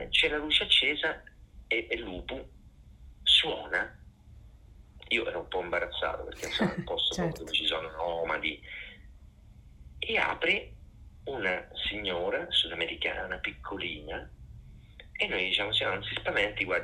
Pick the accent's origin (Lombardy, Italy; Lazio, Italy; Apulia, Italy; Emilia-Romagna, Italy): Lazio, Italy; Rome; io sono di Roma